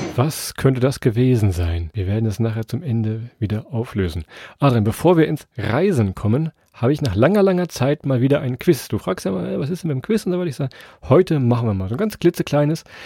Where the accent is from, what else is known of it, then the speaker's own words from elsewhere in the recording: Harz, Germany; unsere Geheimtipps aus unserer Heimat